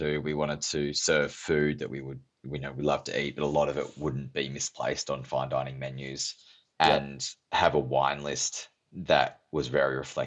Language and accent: English; Yarra Valley, Victoria, Australia; I grew up near the Yarra Valley